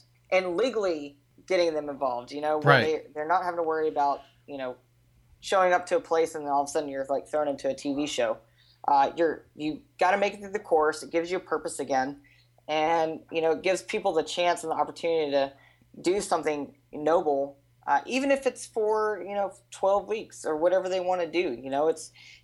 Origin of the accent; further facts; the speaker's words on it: Anacoco, Louisiana, United States; also born or lived in Alexandria, Louisiana / Yucca Valley, California; We lived in Anacoco pretty much my whole life